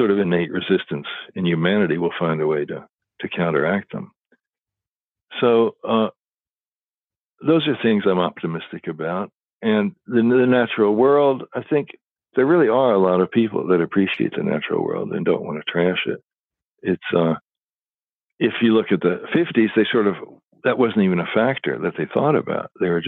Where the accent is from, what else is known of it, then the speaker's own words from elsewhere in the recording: Louisville, Kentucky, United States; I grew up in Louisville, Kentucky